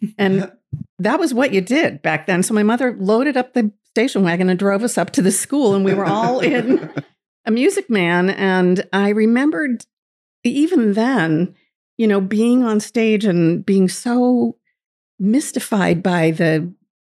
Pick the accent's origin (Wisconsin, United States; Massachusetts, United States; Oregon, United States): Massachusetts, United States; outside Boston; also born or lived in Waterford, Maine; now in Paris, Maine, United States; I grew up outside of Boston from a big family